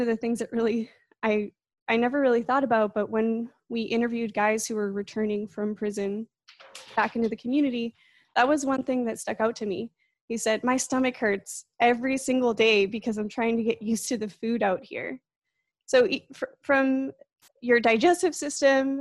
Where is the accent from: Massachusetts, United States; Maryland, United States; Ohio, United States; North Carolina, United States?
Massachusetts, United States; Plymouth; now in Bakersfield, United States; I actually grew up on the other side of the country in Plymouth, Massachusetts